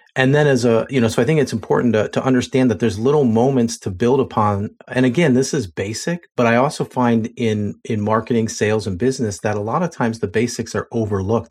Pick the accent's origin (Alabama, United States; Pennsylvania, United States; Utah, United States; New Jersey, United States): Pennsylvania, United States; Lancaster; I'm from Lancaster, Pennsylvania